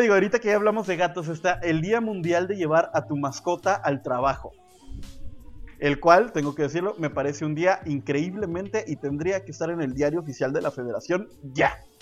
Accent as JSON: {"language": "Spanish", "country": "Mexico", "said": "Esa actividad tan bonita que uno hace como mexicano"}